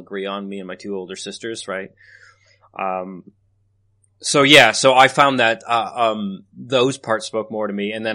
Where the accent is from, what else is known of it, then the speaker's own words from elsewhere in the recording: Canada; growing up in Canada